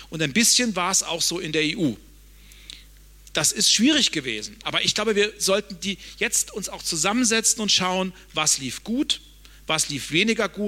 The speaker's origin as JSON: {"language": "German", "region": "Hesse", "country": "Germany", "said": "Ich komme aus einem föderalen Land. Mein Heimatland Hessen wendet andere Regeln an als mein Nachbarland Thüringen."}